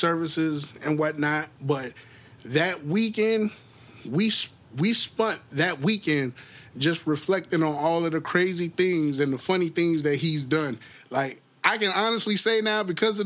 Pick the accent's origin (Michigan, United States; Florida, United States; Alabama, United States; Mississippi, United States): Florida, United States; Jacksonville; also born or lived in Orlando, Florida; Duval is concerned, my hometown, our hometown